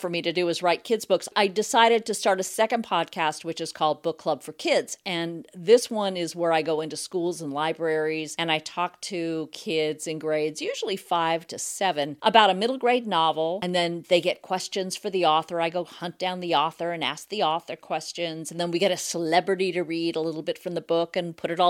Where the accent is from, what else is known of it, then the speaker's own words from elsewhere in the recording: California, United States; also born or lived in Washington, D.C.; as a Californian